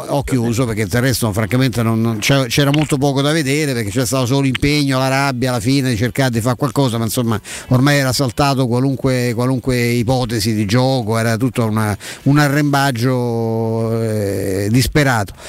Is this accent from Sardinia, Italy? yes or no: no; Rome, Lazio, Italy; sono cresciuto a Vigna Clara